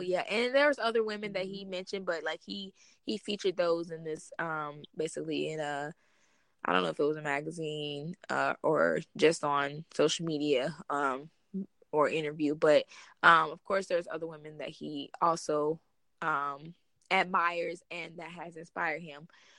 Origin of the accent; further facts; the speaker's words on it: Ohio, United States; also born or lived in Alabama; Everybody know I've mentioned in this episode, I grew up all over, but I was born in Alabama, but I pretty much spent most of my life in Ohio.